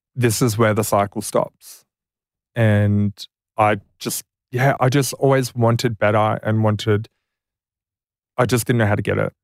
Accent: Deniliquin, New South Wales, Australia; I grew up in Deniliquin, very rural.

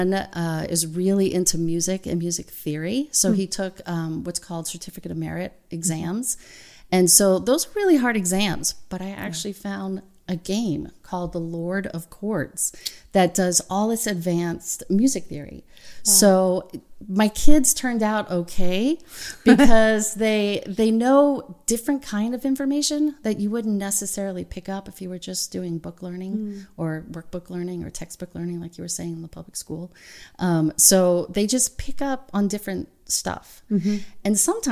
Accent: the South, United States; moved away; I'm from the South

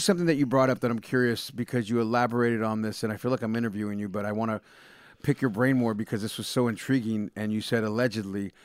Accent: Bay Area, California, United States; I grew up in the Bay Area

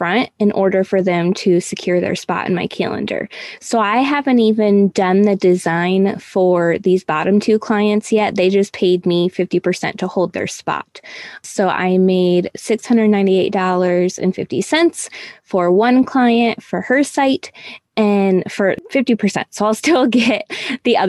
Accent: Michigan, United States; moved away as an adult; also born or lived in Houston, Texas; now in Ohio, United States; we're originally from Michigan

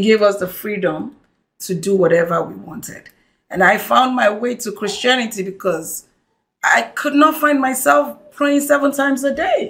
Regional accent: Lagos, Nigeria; I'm born and raised in Lagos

